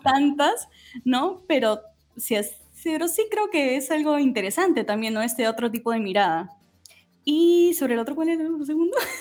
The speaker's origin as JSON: {"language": "Spanish", "region": "Lima", "country": "Peru", "said": "soy de Lima"}